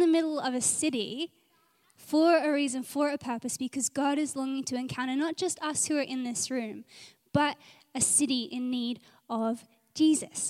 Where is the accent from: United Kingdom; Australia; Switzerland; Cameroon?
Australia; Adelaide, South Australia; also born or lived in Gold Coast, Australia; now in Brisbane, Australia; I'm from Adelaide and it was always nice to just pray for home